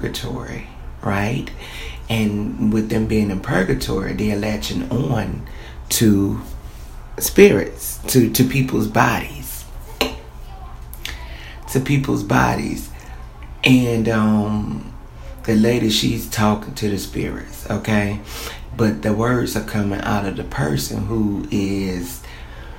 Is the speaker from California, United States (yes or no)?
no; Columbia, South Carolina, United States; I'm from Columbia, South Carolina.